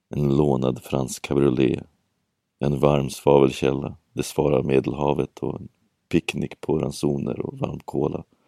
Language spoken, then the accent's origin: Swedish; Sweden; accent: Swedish; min svenska brytning som lyser igenom allt som oftast